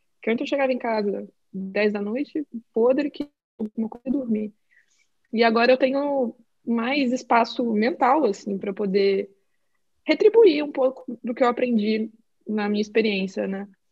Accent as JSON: {"language": "Portuguese", "country": "Brazil", "moved": "as an adult", "lives_now": "Portland, United States", "said": "eu sou brasileira"}